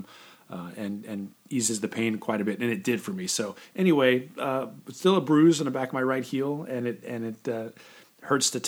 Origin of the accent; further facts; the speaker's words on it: California, United States; I grew up in California, and I've been on the beach, you know, most of my life